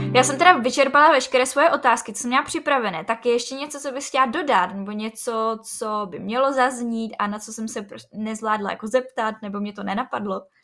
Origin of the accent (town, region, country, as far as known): Czechia